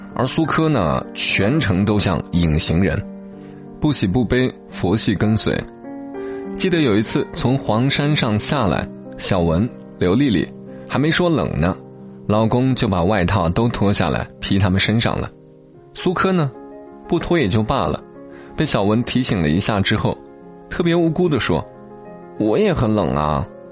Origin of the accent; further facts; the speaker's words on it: Hunan, China; 作者就叫刘小念，是我们湖南这边的一个写手。